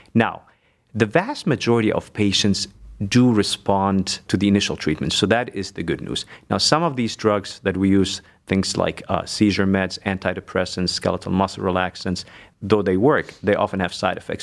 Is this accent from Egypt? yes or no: yes; Egypt; moved away as an adult; also born or lived in Germany; now in Cleveland, United States; So, I was born and raised in Egypt. I lived there most of my life. Six years I lived actually in Germany as well.